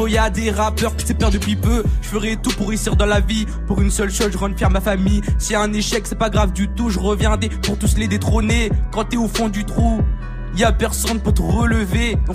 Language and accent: French; Saint-Pabu, Brittany, France; J'ai 15 ans et je viens de Saint-Pabu.